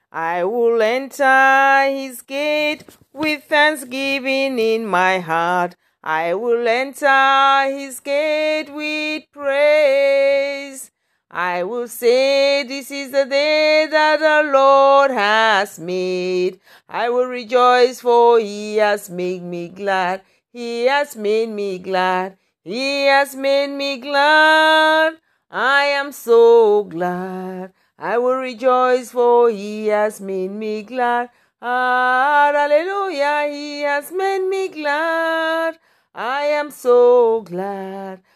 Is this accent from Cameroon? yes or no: yes; Cameroon; moved away; I'm from Cameroon, from a Christian background.